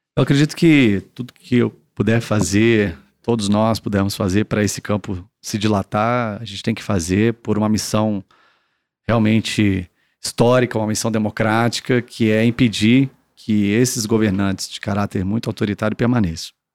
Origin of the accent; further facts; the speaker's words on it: Brasília, Federal District, Brazil; eu sou brasiliense, eu não sou filho de político